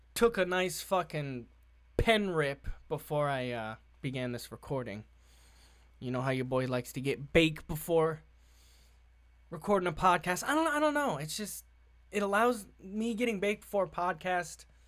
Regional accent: Massachusetts, United States; It's, it's calmed down a lot here in the state of Massachusetts, I'm not gonna lie, uh, my home state

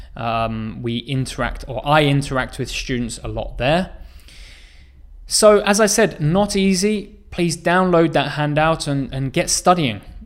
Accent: England, United Kingdom; moved away as an adult; now in South Korea; my home country where I was born, uh, in England, but also where I live now in Korea

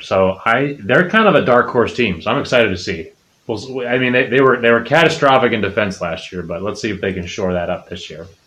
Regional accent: Chicago, Illinois, United States; Fire, my hometown team

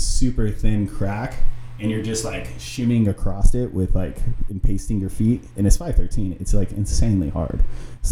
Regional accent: Rohnert Park, California, United States; I grew up in Runner Park, and we got double-decker lanes down there.

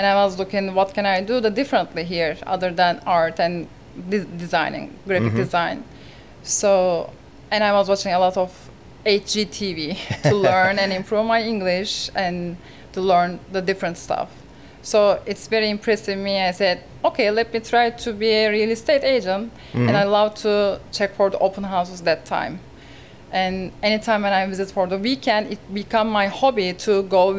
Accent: Istanbul, Turkey; English is a second language; moved away as an adult; now in Sarasota, United States; I'm originally from Turkey, Istanbul, and 2009 I decided to come to United States

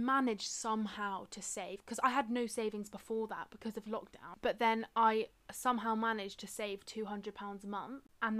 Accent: Swindon, South West England, United Kingdom; moved away as an adult; also born or lived in Cardiff; now in London, United Kingdom; my hometown Swindon, or really in Cardiff.

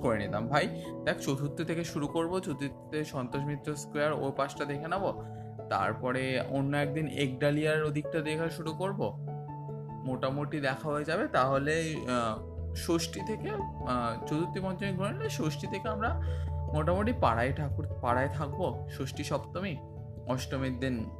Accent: Belur, West Bengal, India; আস্তে আস্তে বড় হলাম এই বেলুড় ছেড়ে তখন উত্তরপাড়ায় যাচ্ছি

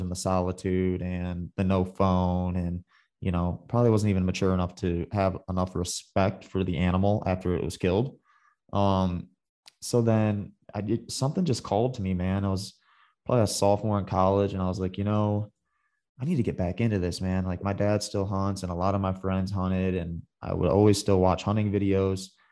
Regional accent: Michigan, United States; moved away; I grew up in the, in the Midwest. I'm from Michigan.

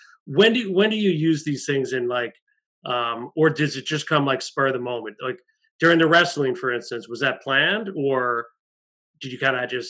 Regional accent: New York metro area, United States; we're from the New York metro area

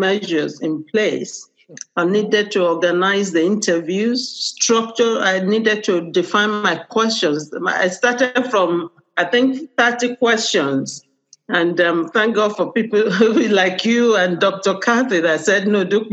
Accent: Nigeria; now in United Kingdom; I'm Nigerian.

